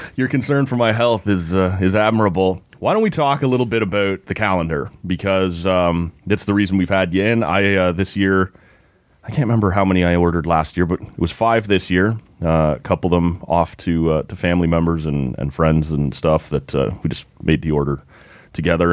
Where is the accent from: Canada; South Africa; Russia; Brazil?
Canada; Oshawa, Ontario; moved away; I grew up in Oshawa